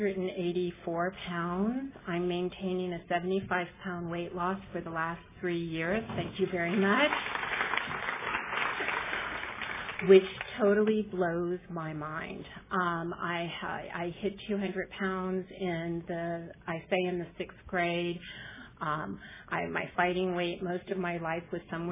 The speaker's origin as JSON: {"language": "English", "town": "New Orleans", "region": "Louisiana", "country": "United States", "moved": "yes", "lives_now": "Long Beach, United States", "said": "I'm originally from New Orleans, Louisiana"}